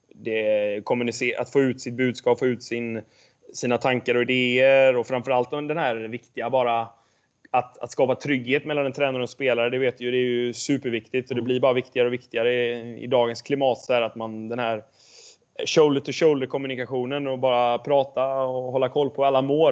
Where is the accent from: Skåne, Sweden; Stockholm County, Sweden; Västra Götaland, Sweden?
Västra Götaland, Sweden; Jonsered; moved away as an adult; also born or lived in Varberg; Jag är uppvuxen i eh, en by utanför Göteborg som heter Jonsered